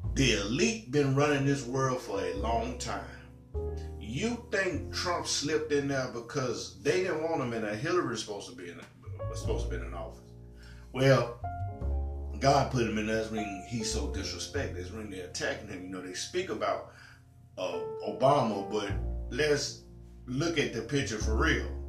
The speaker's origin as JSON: {"language": "English", "region": "Tennessee", "country": "United States", "tie": "born or raised there", "said": "I'm from Tennessee. You know, born and raised in Tennessee, live in Tennessee."}